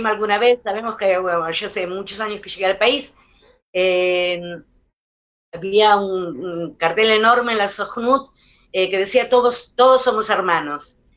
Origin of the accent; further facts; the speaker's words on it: Israel; un tipo de, eh, de, idioma corporal que es muy israelí, aunque todos somos israelíes